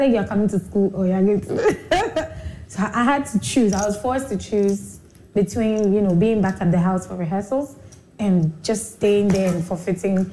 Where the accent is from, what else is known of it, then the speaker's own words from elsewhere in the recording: Accra, Greater Accra, Ghana; also born or lived in Liberia; I was born in Liberia, but we had to run to Ghana during the war in 1989. And that's when we came to Ghana, and I've been in Ghana since then. So yeah, growing up in Accra